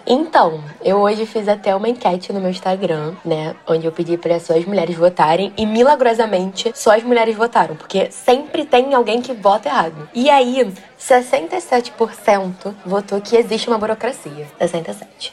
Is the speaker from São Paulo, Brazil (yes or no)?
no; Rio de Janeiro, Brazil; accent: carioca; Eu sou aqui do Rio, mas tô sempre em Salvador.